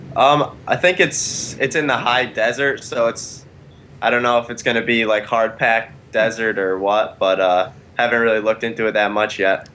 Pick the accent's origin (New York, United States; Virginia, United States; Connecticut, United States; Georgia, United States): Connecticut, United States; From Connecticut